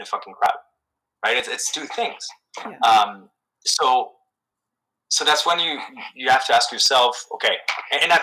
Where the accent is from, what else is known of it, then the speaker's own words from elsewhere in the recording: Canada; as Canadian, super polite Canadian